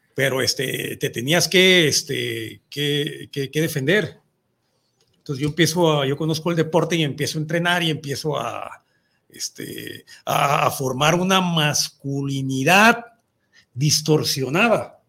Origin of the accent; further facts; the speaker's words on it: Mexico; nuestra cultura como mexicanos